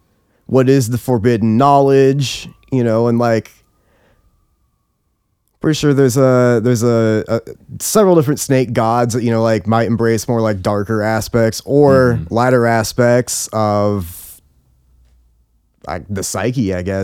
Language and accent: English; Nebraska, United States; Nebraska State Fair. I was raised in Nebraska. I was raised by, on a more conservative side and the more Christian side.